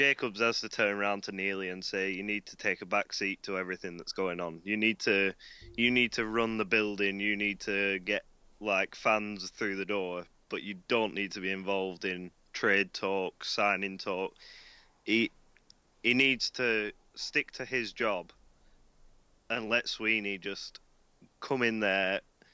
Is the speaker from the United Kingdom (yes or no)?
yes; England, United Kingdom; our English pastime being English football